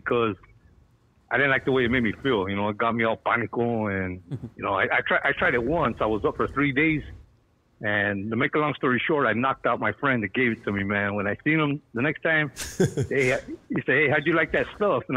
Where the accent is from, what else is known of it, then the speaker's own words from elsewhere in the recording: San Gabriel Valley, California, United States; I grew up in the San Gabriel Valley